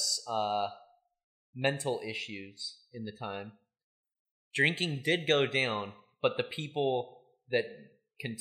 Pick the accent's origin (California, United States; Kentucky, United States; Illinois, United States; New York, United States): California, United States; Oxnard; we're from Oxnard